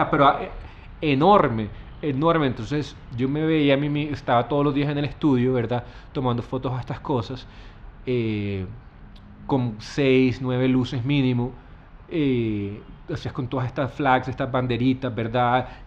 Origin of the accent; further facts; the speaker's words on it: Santa Marta, Magdalena, Colombia; also born or lived in Bogotá / Buenos Aires, Argentina / South Korea / New York, United States; now in Minca, Colombia; Sí, yo soy Samario, nací en Santa Marta